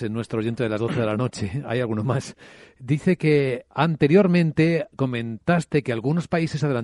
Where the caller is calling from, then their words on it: Valencia, Valencian Community, Spain; Soy de Valencia y mi pregunta para Alberto es